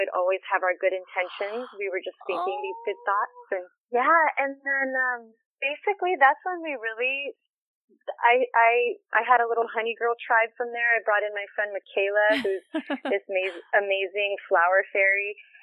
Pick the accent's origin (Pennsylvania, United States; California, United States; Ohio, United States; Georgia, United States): California, United States; Los Angeles; I was born in Los Angeles, California